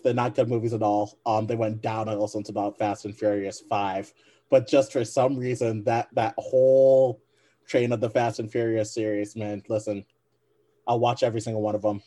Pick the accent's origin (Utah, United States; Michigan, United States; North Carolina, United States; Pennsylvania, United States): Michigan, United States; I'm a Michigan guy. I'm from Michigan.